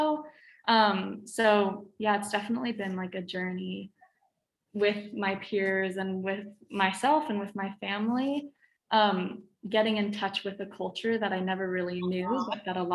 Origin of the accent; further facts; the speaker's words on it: Portland, Oregon, United States; growing up in Portland